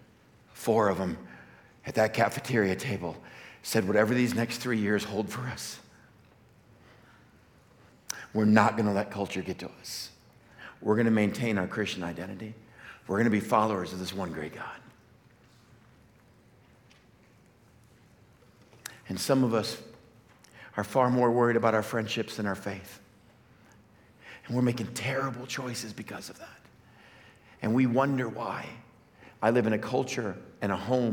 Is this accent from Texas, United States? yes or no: yes; West Texas, United States; I grew up in West Texas, just hunting and fishing